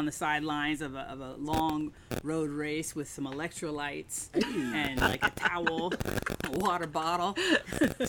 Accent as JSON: {"language": "English", "town": "Dayton", "region": "Ohio", "country": "United States", "tie": "born or raised there", "said": "I grew up in Dayton, Ohio, Wright-Patterson Air Force Base. My father was in the Air Force"}